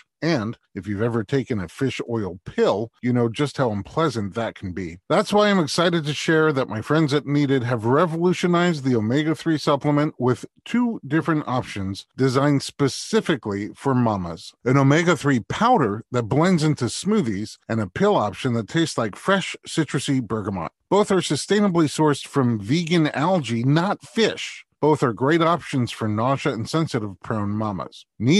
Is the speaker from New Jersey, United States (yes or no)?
no; New York City, New York, United States; I'm a New Yorker, too.